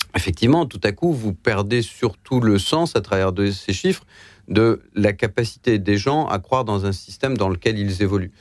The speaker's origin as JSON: {"language": "French", "region": "Lower Normandy", "country": "France", "tie": "born or raised there", "said": "moi, je suis né en Basse-Normandie. Quand je vois ce qu'était ma ville"}